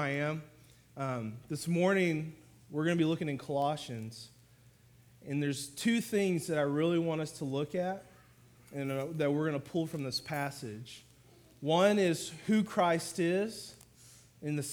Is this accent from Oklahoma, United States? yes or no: yes; Oklahoma, United States; moved away as an adult; now in Fort Worth, United States; So I'm from Oklahoma, my wife and I, and we came down here to Fort Worth in 2007